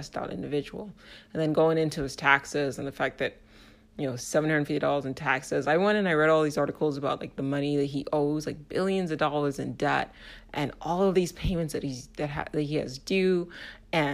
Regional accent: United States; as an American

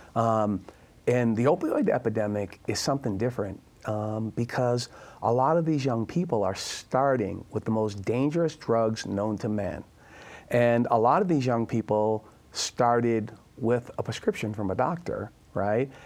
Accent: Boston, Massachusetts, United States; I'm from Boston

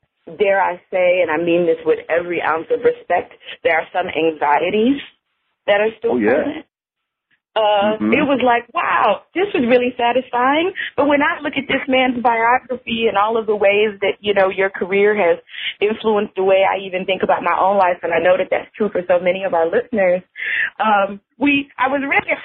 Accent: Buffalo, New York, United States; I spent all of my growing up in Buffalo and went to the University of Buffalo.

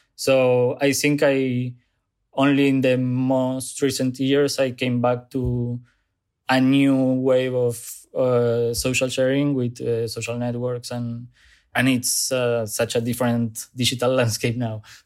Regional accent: Zárate, Buenos Aires Province, Argentina; English is a second language; moved away as an adult; now in Buenos Aires, Argentina; I grew up in Zárate, a small, smaller city close to Buenos Aires

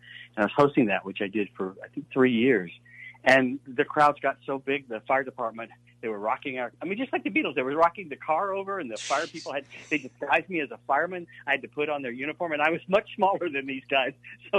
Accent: Hattiesburg, Mississippi, United States; But I'm from Hattiesburg, Mississippi. I mean, I was a little Southern boy, and, you know, my family was not in show business.

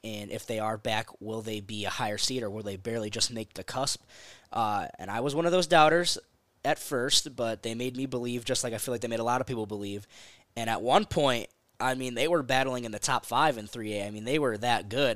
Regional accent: Florence, Arizona, United States; I'm proud of where I come from. So, you know, anytime someone asks, like, "Oh, yeah, I'm from Florence, Arizona,"

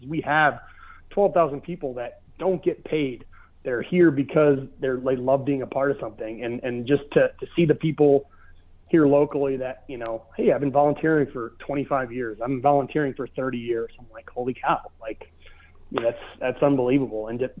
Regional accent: Michigan, United States; And I'm like, well, it's in Michigan. I'm from Michigan. Chance to potentially be closer to my family.

